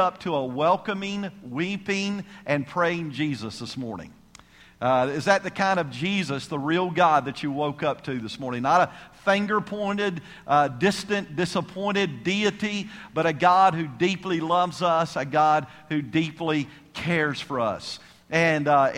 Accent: Savannah, Georgia, United States; I'm from Savannah, Georgia, if you know where that's at. I was raised there

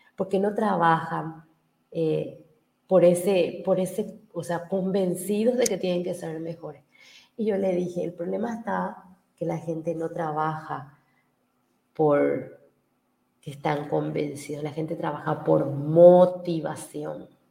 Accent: Paraguay; yo he hecho mucho trabajo eh, como paraguaya. he capacitado más de 40.000 mil personas en mi país

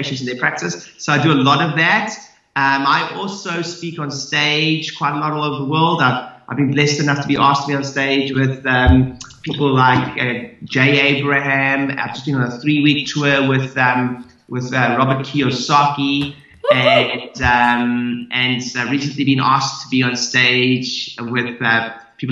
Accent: South Africa; moved away as an adult; now in United Kingdom; I'm originally from South Africa.

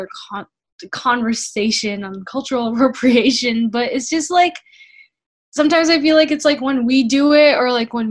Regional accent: Chicago, Illinois, United States; now in Texas, United States; growing up in Chicago, there wasn't that many people that looked like me

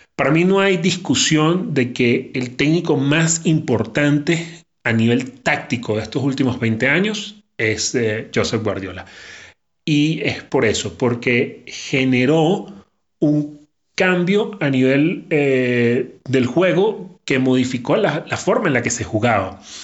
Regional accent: Venezuela; los que somos venezolanos

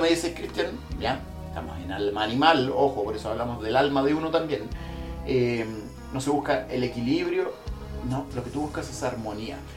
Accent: Chile; also born or lived in Central America; nací en Centroamérica y crecí en, aquí en Chile

